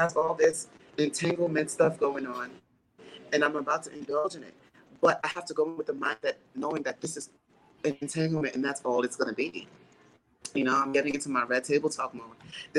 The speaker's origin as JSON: {"language": "English", "region": "Texas", "country": "United States", "tie": "born or raised there", "said": "I was bullied in school. I was bullied in growing up in Texas. I was called fat or gay, you know, but it never changed my kind heart."}